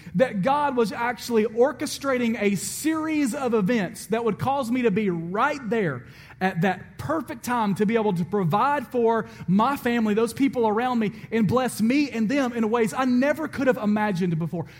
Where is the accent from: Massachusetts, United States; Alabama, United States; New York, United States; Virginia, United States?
Alabama, United States; I'm from Alabama